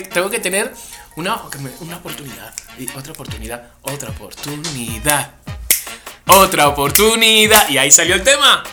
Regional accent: Spain; como español que soy

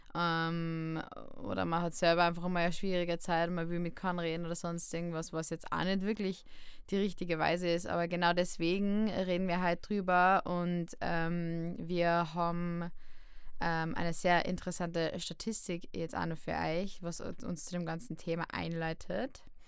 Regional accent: Upper Austria, Austria; now in Vienna, Austria; Ich bin ja ursprünglich aus Oberösterreich

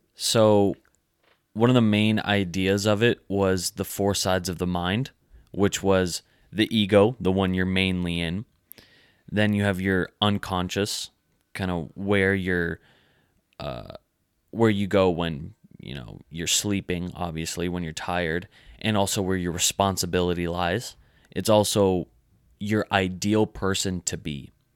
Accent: United States

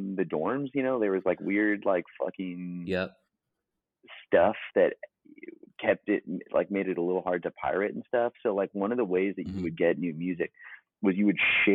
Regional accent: St. Louis, Missouri, United States; growing up in St. Louis

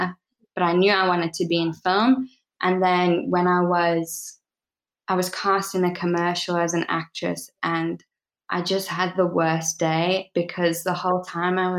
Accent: South Africa; I was born in South Africa, raised in South Africa.

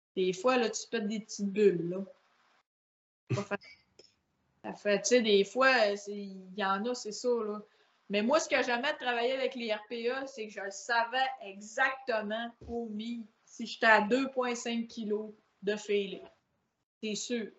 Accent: La Baie, Quebec, Canada; Moi, je viens de grande baie

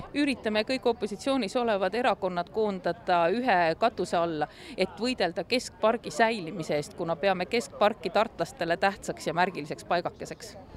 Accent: Tartu, Tartu County, Estonia; mina kui tartlane

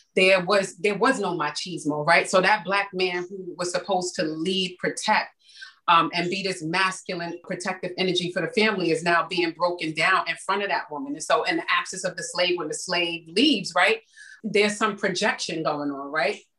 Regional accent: New York City, New York, United States; growing up in the Bronx during the crack era

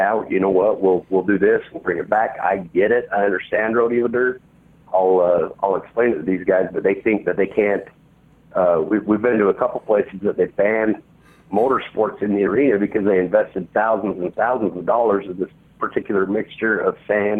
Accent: Utah, United States; there's not one in my hometown. The closest one is in Salt Lake City, which is 80 miles away

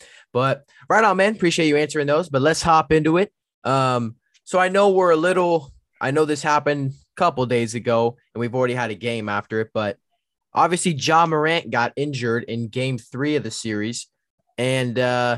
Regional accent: Bay Area, California, United States; I'm from the Bay Area

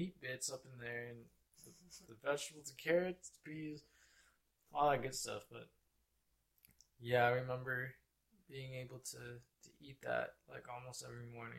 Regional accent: Clovis, California, United States; also born or lived in San Jose, California / Union City, California; I think up to like the middle of second grade is when I moved from Union City over to Fresno, Clovis area.

